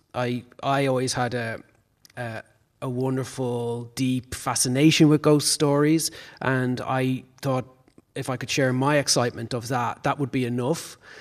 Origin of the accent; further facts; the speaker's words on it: Dublin, Leinster, Ireland; I grew up in Raheny, so my upbringing was in the suburbs